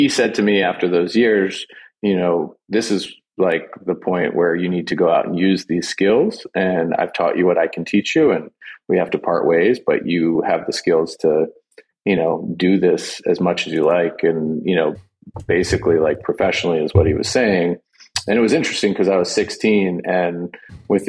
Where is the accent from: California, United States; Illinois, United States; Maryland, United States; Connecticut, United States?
Maryland, United States; Gaithersburg; I grew up in Gaithersburg, Maryland